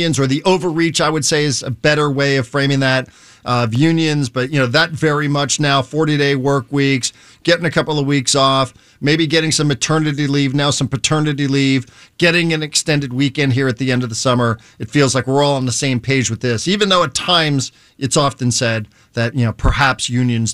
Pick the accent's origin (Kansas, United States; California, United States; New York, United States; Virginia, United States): New York, United States; New Rochelle; I worked at a grocery store where I grew up on the East Coast in New Rochelle, New York